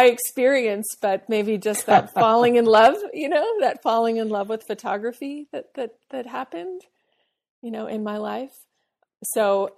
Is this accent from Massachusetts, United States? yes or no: yes; Boston, Massachusetts, United States; we both came from Boston. We both have the same type, like we're French Canadian and Irish